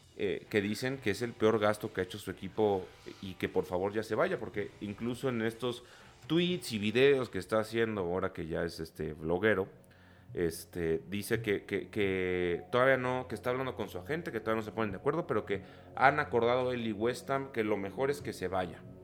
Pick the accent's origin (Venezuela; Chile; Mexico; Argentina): Mexico; nosotros como sociedad mexicana